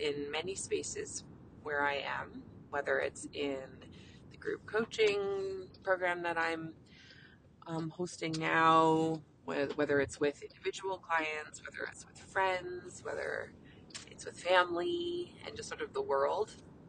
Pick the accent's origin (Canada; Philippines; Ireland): Canada; I'm a Canadian family physician